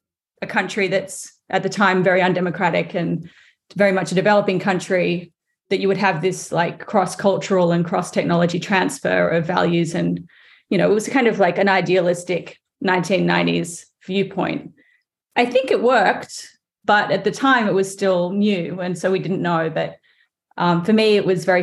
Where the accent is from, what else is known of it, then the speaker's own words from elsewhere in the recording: Sydney, New South Wales, Australia; now in United States; I grew up in Australia, but my mother is English, and she is from England